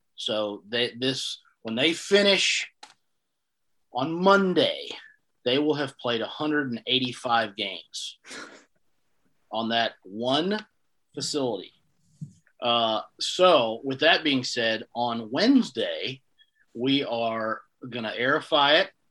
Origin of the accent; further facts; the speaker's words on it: Greenville, North Carolina, United States; I'm from Greenville, North Carolina. Grew up here